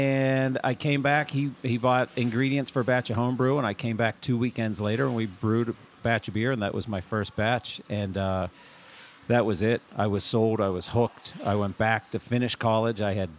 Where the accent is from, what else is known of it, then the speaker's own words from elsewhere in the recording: Pittsburgh, Pennsylvania, United States; moved away as an adult; now in Vermont, United States; I was born and raised in Pittsburgh, Pennsylvania, and moved here when I was 24.